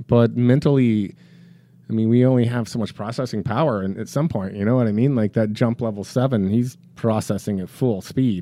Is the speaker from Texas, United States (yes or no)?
yes; Dallas, Texas, United States; also born or lived in Colorado / Chicago; now in Florida, United States; I grew up in Texas. I'm a Dallas kid.